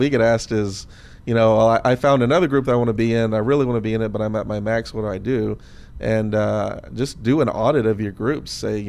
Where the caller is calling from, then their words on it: Seattle, Washington, United States; I'm following you from Seattle, so I'm going to join your subgroup of all your Seattle listeners.